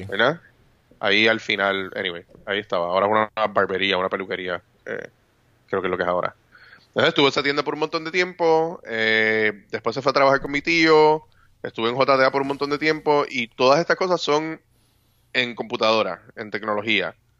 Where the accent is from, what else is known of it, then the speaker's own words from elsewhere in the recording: Puerto Rico; como mal puertorriqueño, no tomo café